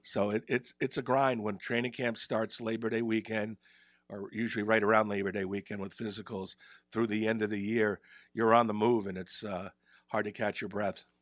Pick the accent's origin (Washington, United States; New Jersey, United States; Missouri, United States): New Jersey, United States; Ridgewood; moved away; also born or lived in Providence / Albany; I grew up in Ridgewood in Bergen County